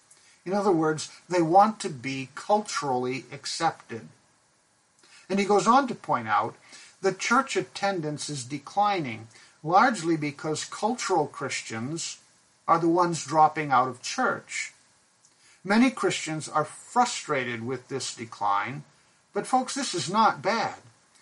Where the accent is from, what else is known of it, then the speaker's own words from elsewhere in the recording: Pakistan; I grew up in Pakistan, and the Shiite Muslims have a religious ritual called the Festival of Ashura